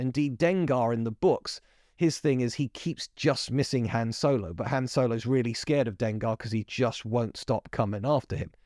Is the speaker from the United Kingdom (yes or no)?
yes; United Kingdom; I'm British